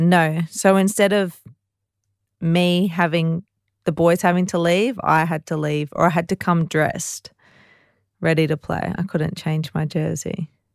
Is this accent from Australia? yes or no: yes; Ipswich, Queensland, Australia; I'm very proud to say that I'm from Ipswich